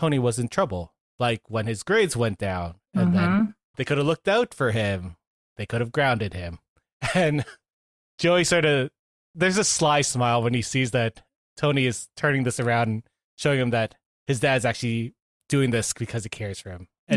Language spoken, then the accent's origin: English; St. Catharines, Ontario, Canada; I grew up in St. Catharines, so you know, I wine country